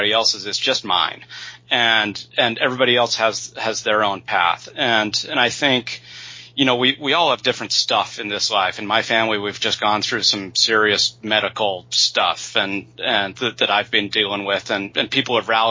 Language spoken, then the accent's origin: English; Utah, United States; moved away as an adult; also born or lived in Indiana / California; Born and raised in Utah